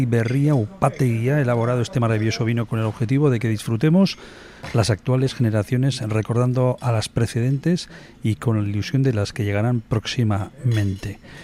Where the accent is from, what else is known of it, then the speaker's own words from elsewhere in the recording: Eibar, Basque Country, Spain; que igual que yo somos de Ibar